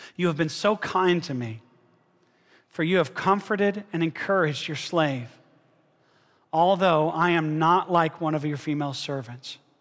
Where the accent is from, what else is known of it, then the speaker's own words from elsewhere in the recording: Alabama, United States; I'm from Alabama.